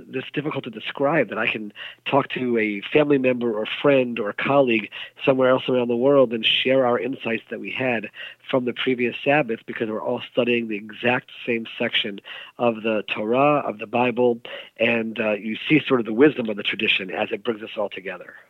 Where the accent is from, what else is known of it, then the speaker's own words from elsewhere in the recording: United States; moved away; growing up in the United States